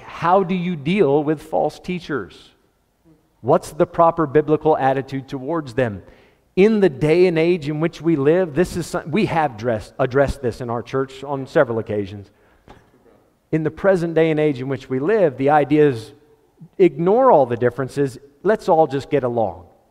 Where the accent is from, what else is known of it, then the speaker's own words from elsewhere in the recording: United States; As an American